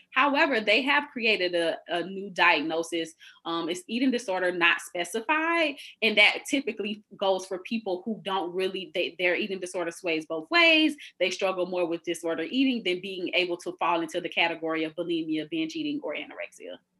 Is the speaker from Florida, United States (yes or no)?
yes; Florida, United States; I'm originally from Florida.